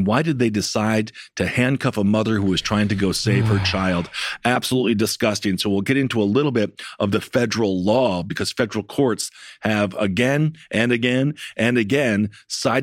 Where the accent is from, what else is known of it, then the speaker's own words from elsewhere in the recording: Wisconsin, United States; Wisconsin, my home state